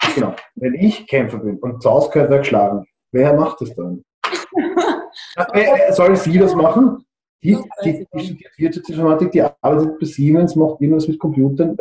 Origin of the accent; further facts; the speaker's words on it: Austria; wie man sagt bei uns in Österreich